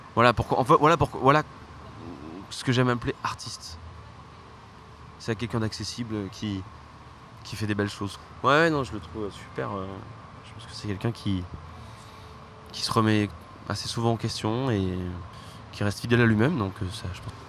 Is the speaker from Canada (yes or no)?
no; Ardèche, Auvergne-Rhône-Alpes, France; je viens d'Ardèche